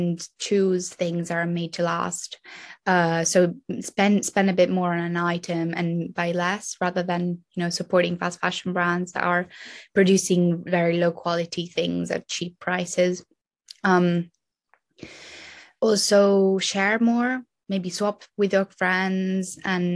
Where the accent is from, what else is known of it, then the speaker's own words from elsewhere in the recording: Italy; I'm 20. I'm from Italy